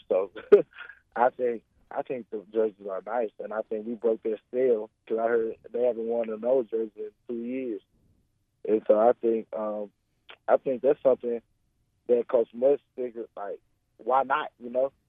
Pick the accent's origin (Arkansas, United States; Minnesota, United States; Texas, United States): Arkansas, United States; Jacksonville; I'm from Jacksonville